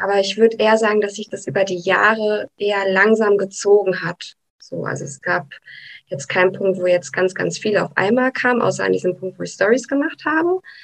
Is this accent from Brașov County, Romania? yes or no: yes; Brașov, Brașov County, Romania; now in Germany; in Rumänien hatte ich immer einen Hund